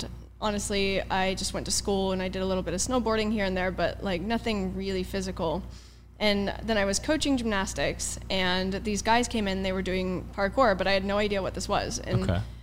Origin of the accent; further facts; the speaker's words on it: Port Orchard, Washington, United States; moved away as an adult; also born or lived in China; I was born in Port Orchard, Washington, which is a very small town outside of Seattle. I would say it's like across the water if you know the area. There's a peninsula up there. But yeah, so I was born and raised there, and I stayed there up until I was 20.